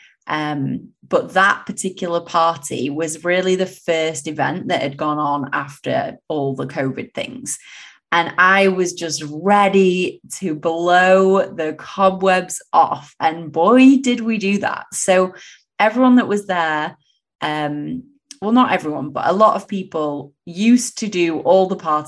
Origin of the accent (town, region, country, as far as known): England, United Kingdom; born or raised there; moved away as an adult